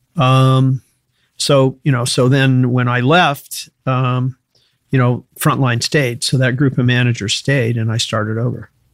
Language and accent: English; Danville, Illinois, United States; also born or lived in Chicago, Illinois; I was I was born in Chicago. Uh, was raised in a little town called Danville, Illinois.